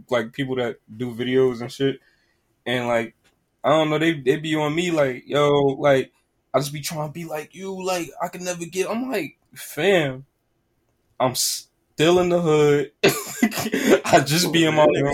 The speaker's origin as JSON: {"language": "English", "town": "Newark", "region": "New Jersey", "country": "United States", "said": "I'm from Newark"}